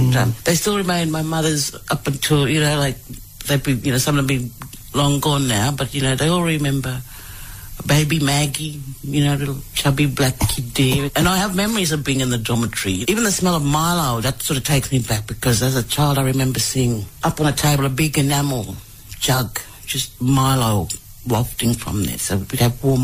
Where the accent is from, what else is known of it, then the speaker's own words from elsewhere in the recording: Palm Island, Queensland, Australia; also born or lived in Townsville; now in Brisbane, Australia; grew up on Palm Island in the dormitory, Port in Townsville, and then, yeah, just travelled around, and now I'm based here in Brisbane